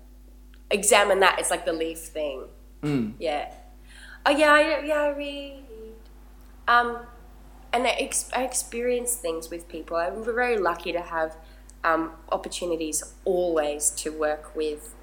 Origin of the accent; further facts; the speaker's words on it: Gold Coast, Queensland, Australia; where I grew up on the Gold Coast